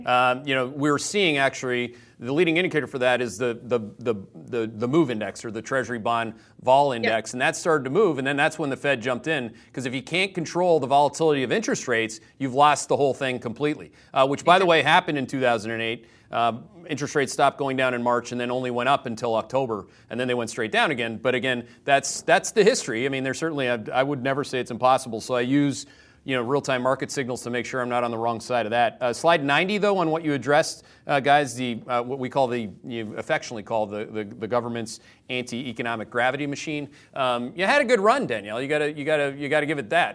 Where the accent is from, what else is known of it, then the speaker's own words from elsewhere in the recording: Canada; now in Connecticut, United States; this is the country I came to as a Canadian who didn't want to be part of, at the time, the socialist government in Canada